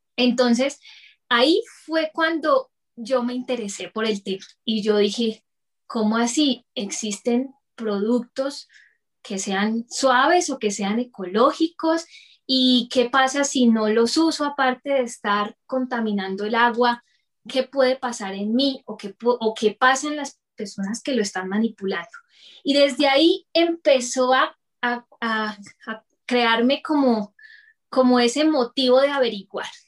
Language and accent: Spanish; Bucaramanga, Santander, Colombia; moved away as an adult; now in Bogotá, Colombia; nací en Bucaramanga y actualmente vivo en Bogotá por temas de traslado de trabajo de mi esposo